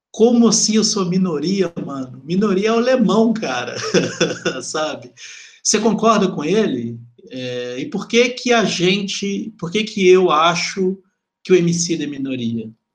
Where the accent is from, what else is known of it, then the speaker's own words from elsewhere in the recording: Belo Horizonte, Minas Gerais, Brazil; eu sou de Venda Nova, sabe? E fui criado boa parte da minha vida lá